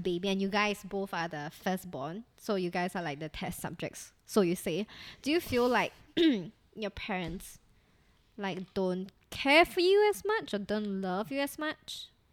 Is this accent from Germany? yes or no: no; Singapore; we come from Singapore where our education system is really quite strict